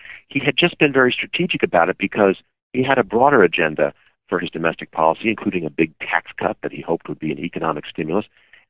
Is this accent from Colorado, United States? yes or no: no; Illinois, United States; I'm from Illinois